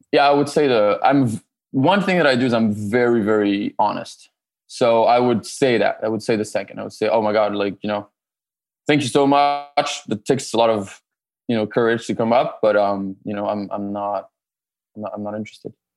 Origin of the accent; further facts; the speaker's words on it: France; moved away as an adult; also born or lived in Canada; now in Los Angeles, United States; I'm originally born and raised in France